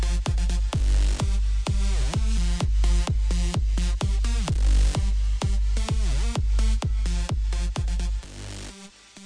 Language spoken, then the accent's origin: English; United States; as American people